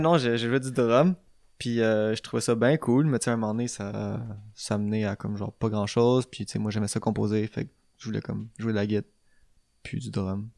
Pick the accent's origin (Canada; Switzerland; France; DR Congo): Canada; Châteauguay, Quebec; nous, on vient de Châteauguay, genre une petite ville comme, bah, assez anglophone aussi, mais on se tient juste avec des, des francophones